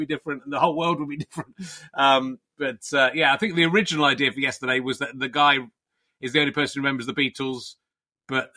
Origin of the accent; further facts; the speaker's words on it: Somerset, South West England, United Kingdom; also born or lived in Pocklington, Yorkshire; I was born in Yorkshire, but I grew up in Somerset